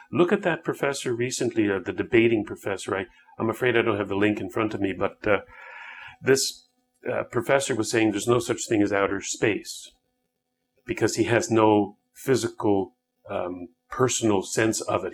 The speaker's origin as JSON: {"language": "English", "country": "Canada", "said": "I, as a Canadian"}